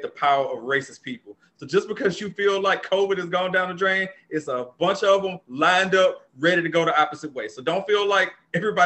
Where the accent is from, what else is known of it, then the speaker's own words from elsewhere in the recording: New Orleans, Louisiana, United States; now in Atlanta, United States; We both NOLA guys